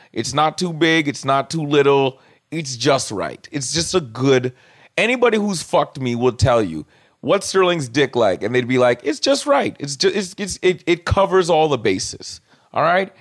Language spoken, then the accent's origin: English; Toronto, Ontario, Canada; I'm Caribbean from Scarborough